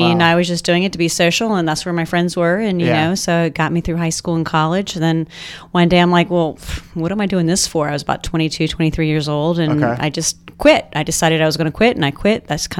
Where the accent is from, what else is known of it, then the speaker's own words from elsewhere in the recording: Richmond, Virginia, United States; moved away; I'm from Richmond.